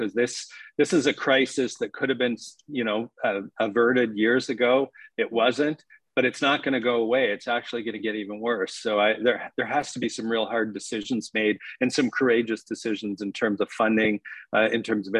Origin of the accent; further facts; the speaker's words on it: Timmins, Ontario, Canada; also born or lived in Dryden, Ontario; having spent a fair bit of time growing up in Timmins, Ontario, and then practicing in Dryden, Ontario